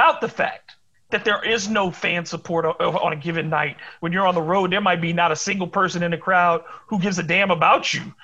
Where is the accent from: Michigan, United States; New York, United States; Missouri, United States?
Michigan, United States; Detroit; moved away; also born or lived in Springfield, Massachusetts; I was born in Detroit. The Red Wings have been part of my life since I was a kid